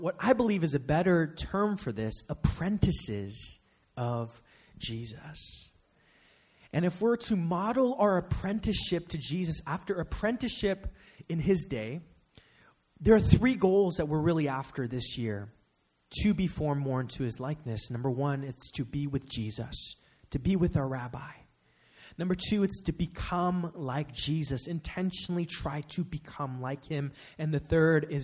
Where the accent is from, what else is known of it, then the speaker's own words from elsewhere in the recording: Bay Area, California, United States; Growing up in the Bay Area